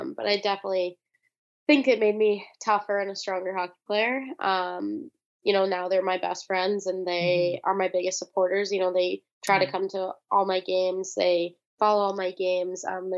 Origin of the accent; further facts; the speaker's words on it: California, United States; it was awesome growing up in California, and I'm super honored to be, you know, from there